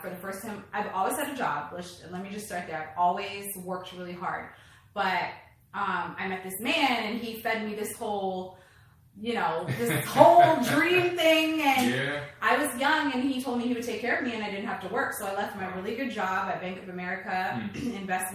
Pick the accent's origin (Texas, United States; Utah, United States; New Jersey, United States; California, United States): California, United States; Los Angeles; I grew up in Los Angeles, California